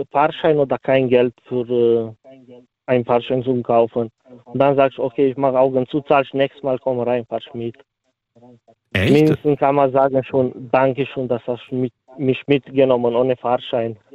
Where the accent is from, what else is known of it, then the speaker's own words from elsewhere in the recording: Romania; German is a second language; now in Germany; So, ich bin selber Ausländer, ich komme aus Rumänien.